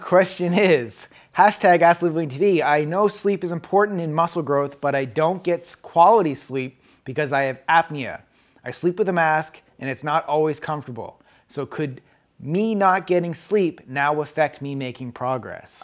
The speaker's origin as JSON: {"language": "English", "region": "East Coast", "country": "United States", "tie": "born or raised there", "moved": "yes", "lives_now": "West Coast, United States", "said": "back where I grew up on the East Coast"}